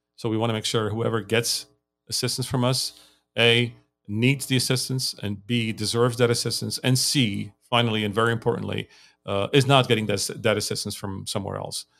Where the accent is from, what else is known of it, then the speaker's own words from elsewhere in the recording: Lebanon; moved away as an adult; also born or lived in United States; now in Armenia; I grew up in Lebanon